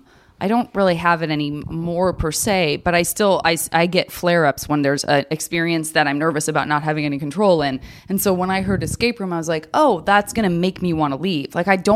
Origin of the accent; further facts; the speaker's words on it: Arizona, United States; I'm from Arizona, as I said, and I would say malls were very important to me because in 110 degree weather, if you're a kid with no money, like walking around the mall is about all you got.